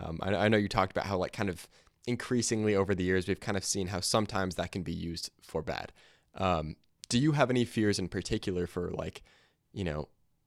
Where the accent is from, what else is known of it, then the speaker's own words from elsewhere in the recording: United States; because we're American